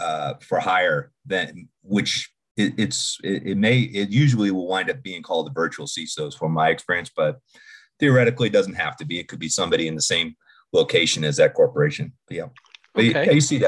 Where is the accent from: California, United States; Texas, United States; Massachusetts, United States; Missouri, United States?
Massachusetts, United States; Boston; accent: Boston; now in Denver, United States; So, yes, I relocated from Boston approximately about 15 years ago now, I guess. So, and yes, I hide my Boston accent well